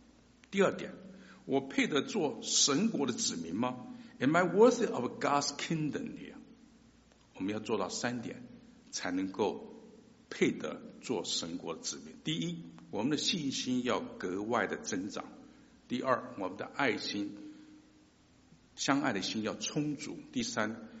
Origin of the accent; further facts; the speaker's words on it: China; 我们中国人结婚呢，总是讲求门当户对啊